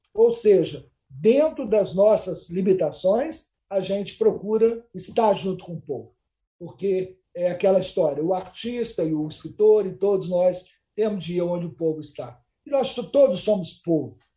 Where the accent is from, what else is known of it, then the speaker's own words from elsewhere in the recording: Capixaba, Espírito Santo, Brazil; nós, capixabas